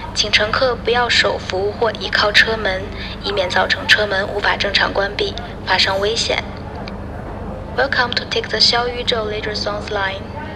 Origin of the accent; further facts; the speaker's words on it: Northeast China, China; 我小时候生活在东北